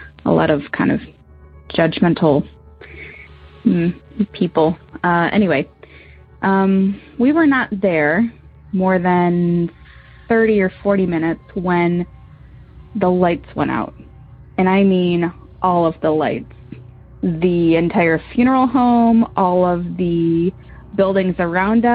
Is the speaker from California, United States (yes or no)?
no; Michigan, United States; We're from Michigan.